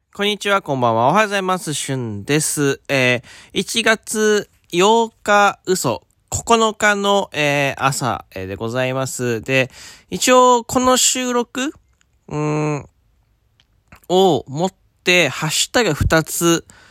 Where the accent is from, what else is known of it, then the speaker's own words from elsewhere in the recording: Fukuoka, Japan; 僕は福岡出身